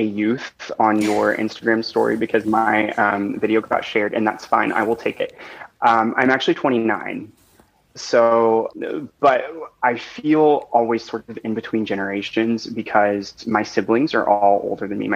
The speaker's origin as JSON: {"language": "English", "region": "small town Arkansas", "country": "United States", "tie": "born or raised there", "moved": "yes", "said": "I'm actually originally from small town Arkansas"}